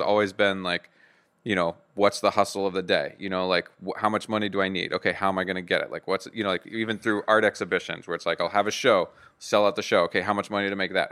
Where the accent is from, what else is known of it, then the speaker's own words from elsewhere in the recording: Bayou Hermitage, Louisiana, United States; I'm from Podung, Louisiana, about thirty miles outside of New Orleans, um, a little town called Bayou Hermitage